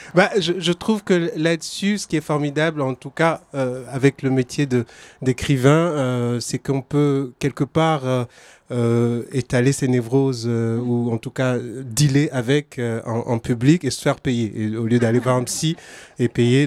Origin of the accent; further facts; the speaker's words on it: Togo; now in France; je suis originaire du Togo. Ça fait une euh, vingtaine d'années que j'habite en France